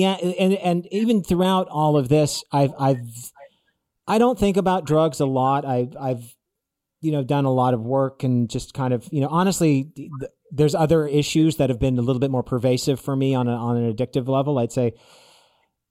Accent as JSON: {"language": "English", "town": "West Hollywood", "region": "California", "country": "United States", "tie": "born or raised there", "also_born_or_lived": "Malibu", "said": "Like I literally grew up in West Hollywood. I grew up in West Hollywood."}